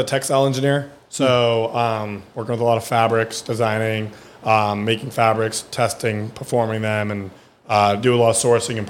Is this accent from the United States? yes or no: yes; California, United States; born or raised there; first language German; English is a second language; also born or lived in Germany